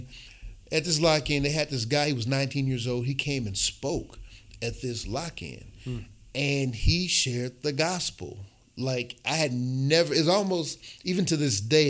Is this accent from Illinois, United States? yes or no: no; Milwaukee, Wisconsin, United States; also born or lived in Chicago; I grew up here in Milwaukee, born in Chicago, but raised here in Milwaukee